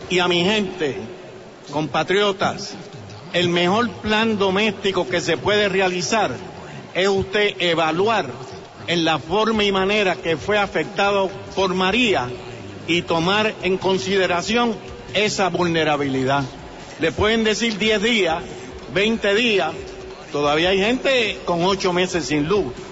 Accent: San Juan, Puerto Rico; Yo soy de, de, Santurce.

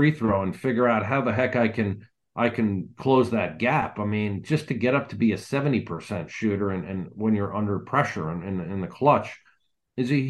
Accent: New Jersey, United States; moved away; I'm from that, about an hour south of there, growing up in New Jersey

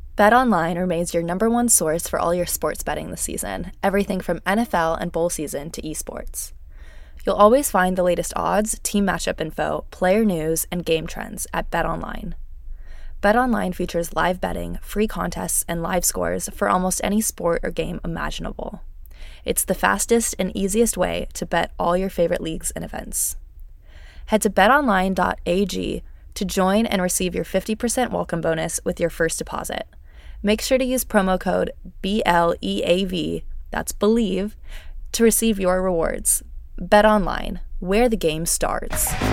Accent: San Jose, California, United States; return to my hometown

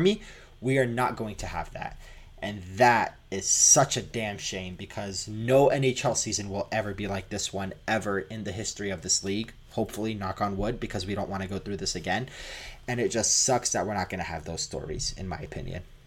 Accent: Canada; moved away; also born or lived in Toronto; I am Canadian

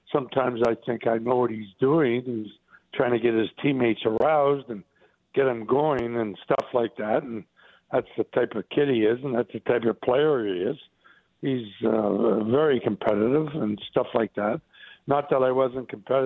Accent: Sault Ste. Marie, Ontario, Canada; I grew up with him in the Sioux

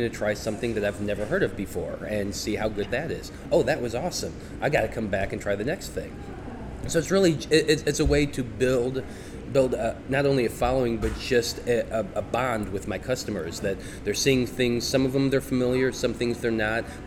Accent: St. Louis, Missouri, United States; I was born in St. Louis, raised in St. Louis.

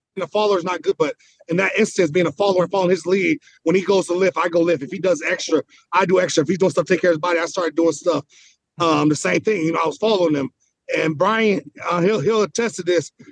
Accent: Inglewood, California, United States; I grew up in Inglewood.

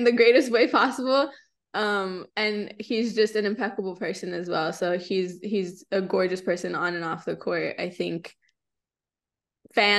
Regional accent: the Valley, Texas, United States; also born or lived in San Antonio; I grew up in the Valley

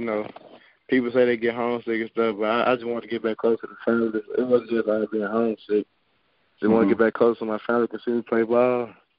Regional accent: Mississippi, United States; I was born and raised in Natalia, Mississippi. It's a little small town close to Yazoo.

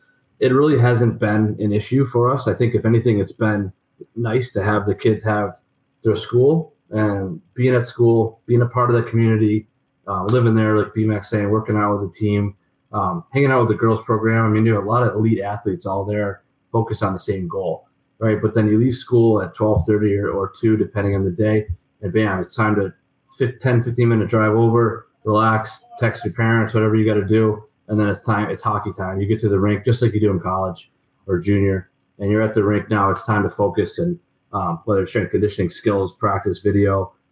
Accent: Rochester, New York, United States; also born or lived in Des Moines; I grew up in Rochester, New York

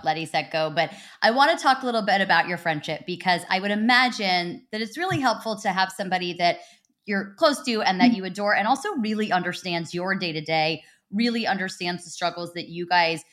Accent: California, United States; I'm from California.

